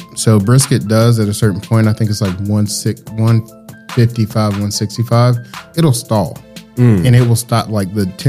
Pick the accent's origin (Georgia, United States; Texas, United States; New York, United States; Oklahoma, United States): Georgia, United States; Augusta; When I grew up in Augusta